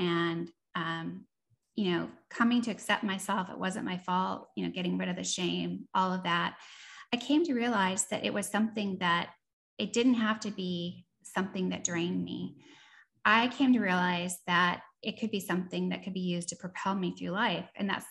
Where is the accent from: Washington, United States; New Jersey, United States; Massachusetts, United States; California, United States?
Washington, United States; Seattle; moved away as an adult; also born or lived in East Coast, United States / Austin, Texas / New Orleans, Louisiana; born on the East Coast, raised in Seattle